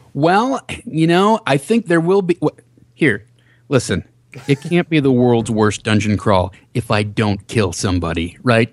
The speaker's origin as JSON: {"language": "English", "region": "Minnesota", "country": "United States", "said": "I'm from Minnesota"}